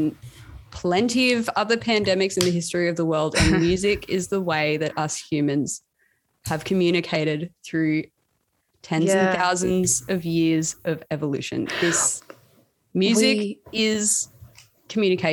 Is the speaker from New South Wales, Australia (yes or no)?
yes; Cootamundra, New South Wales, Australia; moved away as an adult; now in Canberra, Australia; I was born in a small town called Cootamundra, 2 hours from Canberra